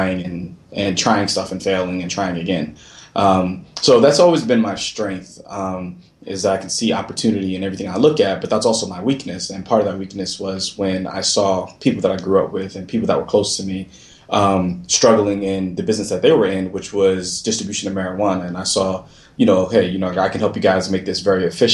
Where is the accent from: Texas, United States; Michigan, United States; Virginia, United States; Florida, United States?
Florida, United States; also born or lived in Brooklyn, New York; so I was born in Brooklyn, New York, raised down south in Florida